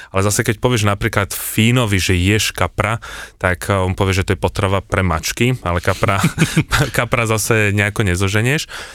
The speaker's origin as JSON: {"language": "Slovak", "country": "Slovakia", "said": "som povedal, že zo Slovenska"}